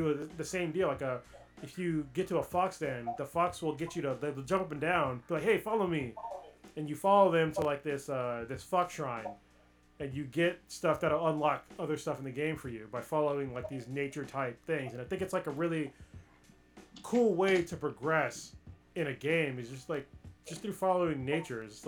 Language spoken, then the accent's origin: English; United States; as an American